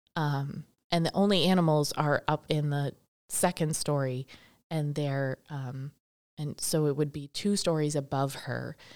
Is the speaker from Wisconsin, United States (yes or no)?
yes; Milwaukee, Wisconsin, United States; also born or lived in Boston; now in Baraboo, United States; I grew up over near Milwaukee